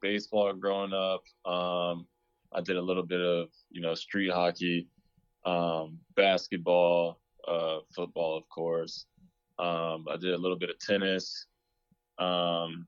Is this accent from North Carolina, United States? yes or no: yes; Raleigh, North Carolina, United States; also born or lived in Rochester, New York; moved down to Raleigh, North Carolina when I was 8, and I've been here ever since.